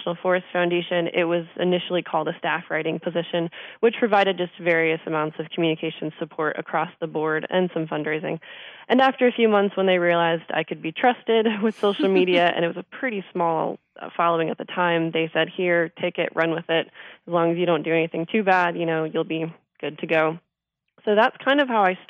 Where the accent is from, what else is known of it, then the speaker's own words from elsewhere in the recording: Michigan, United States; moved away as an adult; now in Missoula, United States; I am originally from Michigan